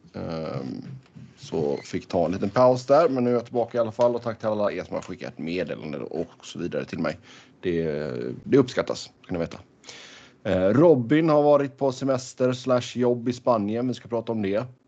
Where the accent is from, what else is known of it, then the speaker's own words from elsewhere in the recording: Sweden; moved away; hemma i Sverige